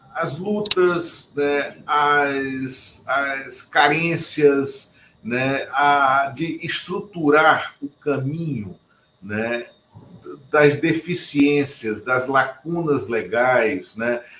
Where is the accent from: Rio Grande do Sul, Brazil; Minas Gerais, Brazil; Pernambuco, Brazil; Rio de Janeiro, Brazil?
Pernambuco, Brazil; que nasce em Pernambuco, como eu